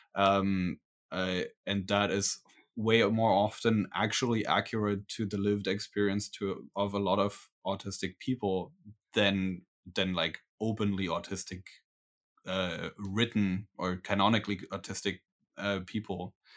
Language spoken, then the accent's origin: English; Berlin, Germany; I'm from Berlin, Germany